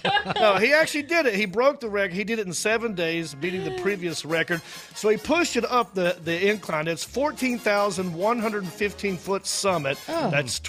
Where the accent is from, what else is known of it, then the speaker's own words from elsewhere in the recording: Hickory, North Carolina, United States; I'm from Hickory. I'm like a Hickory nut, I guess you could say.